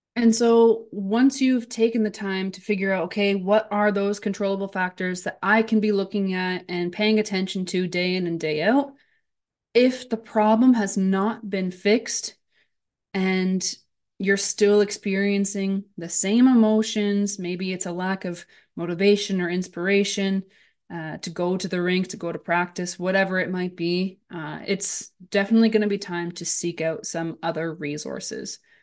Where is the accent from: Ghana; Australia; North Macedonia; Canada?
Canada; Brantford, Ontario; moved away as an adult; also born or lived in Haldimand, Ontario / Stoney Creek, Ontario / eastern Canada / Hungary; now in Germany; I'm from Brantford, Ontario. I played in Brantford until, I think I was maybe fourteen